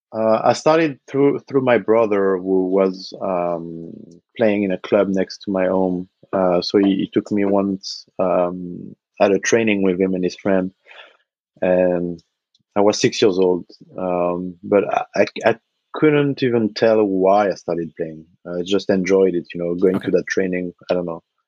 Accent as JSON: {"language": "English", "town": "Nantes", "region": "Pays de la Loire", "country": "France", "tie": "born or raised there", "said": "I was working in a basketball store in my hometown, uh, mm-hmm. Nantes, on the west coast of France"}